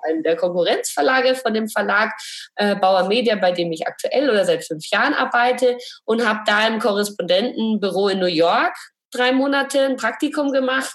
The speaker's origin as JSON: {"language": "German", "area": "Franconia", "region": "Bavaria", "country": "Germany", "tie": "born or raised there", "also_born_or_lived": "Munich", "said": "Ich komme auch aus Bayern"}